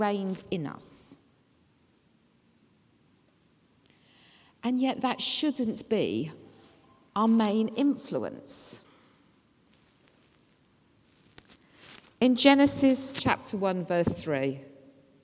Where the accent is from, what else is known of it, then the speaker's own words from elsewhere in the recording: England, United Kingdom; us being English that we were brought up to be critical